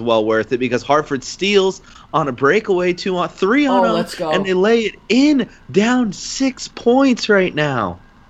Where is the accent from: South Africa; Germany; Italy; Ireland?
Ireland; being Irish